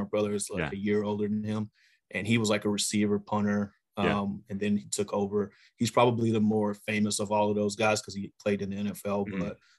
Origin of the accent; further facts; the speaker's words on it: Baytown, Texas, United States; But man, Baytown is a great place to grow up back then, you know, late 80s